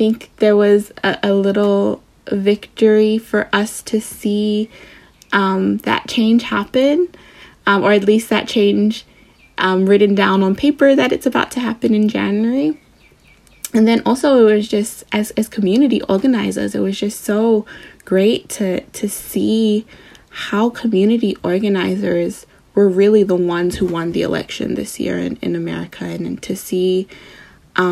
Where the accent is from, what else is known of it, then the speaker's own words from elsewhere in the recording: Samoa; I'm from Samoa